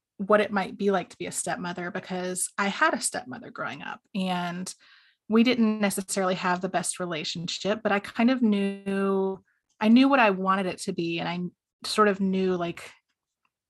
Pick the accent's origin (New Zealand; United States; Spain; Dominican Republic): United States; the South; accent: southern; moved away as an adult; also born or lived in South Carolina / Georgia; now in Washington, D.C., United States; I am originally from down south, and my accent comes out occasionally